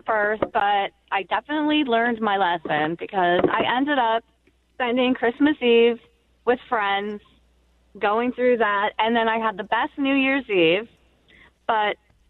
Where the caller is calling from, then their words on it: Ohio, United States; I'm calling from Ohio, too. And I'm calling from Ohio.